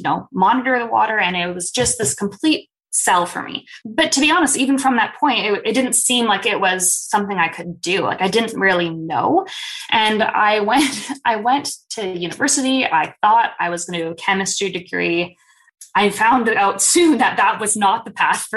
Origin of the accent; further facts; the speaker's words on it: Winnipeg, Manitoba, Canada; I grew up here in Winnipeg